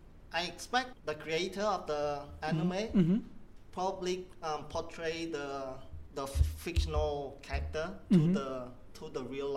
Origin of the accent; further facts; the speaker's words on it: Cambodia; moved away as an adult; now in Sydney, Australia; I'm from Cambodia.